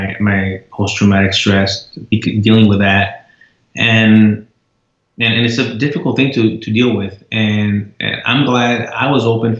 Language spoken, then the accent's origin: English; United States; I'm an American